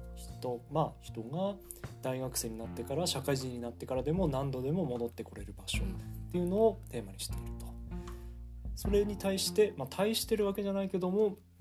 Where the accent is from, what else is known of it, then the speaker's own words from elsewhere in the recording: Ishikawa, Fukushima, Japan; also born or lived in Hida; 僕の地元石川町の沢田っていう地区